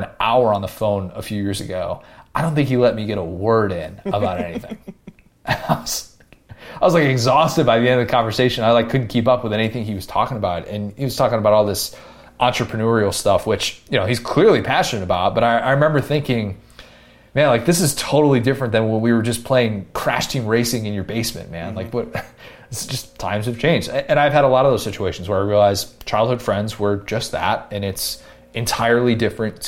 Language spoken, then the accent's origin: English; Buffalo Grove, Illinois, United States; also born or lived in Skokie, Illinois; I grew up in Skokie up until I was going into first grade, and then the summer before first grade, we moved to Buffalo Grove